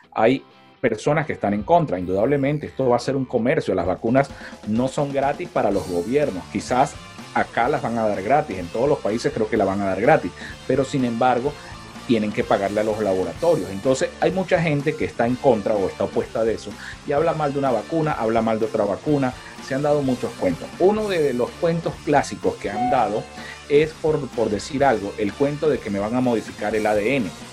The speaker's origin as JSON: {"language": "Spanish", "town": "San Cristóbal", "region": "Táchira", "country": "Venezuela", "moved": "yes", "lives_now": "Riverside, United States", "said": "de donde nosotros somos, de San Cristóbal"}